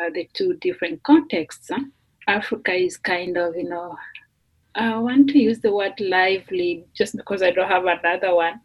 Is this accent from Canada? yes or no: no; Kenya; English is a second language; moved away as an adult; now in Notre Dame, United States; I come from Kenya